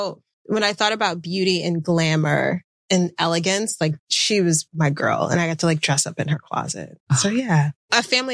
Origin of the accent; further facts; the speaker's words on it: Atlanta, Georgia, United States; also born or lived in Washington, D.C.; But I moved around quite a bit with my parents and grew up primarily in the suburbs of Atlanta, so the South.